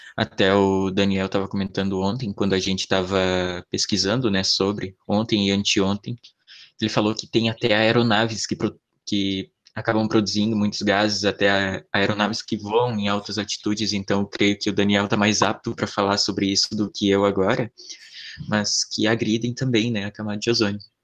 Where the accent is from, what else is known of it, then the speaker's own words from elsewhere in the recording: Santa Catarina, Brazil; eu sou de Santa Catarina